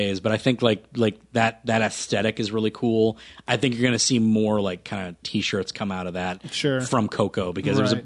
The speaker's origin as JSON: {"language": "English", "country": "United States", "said": "we're American"}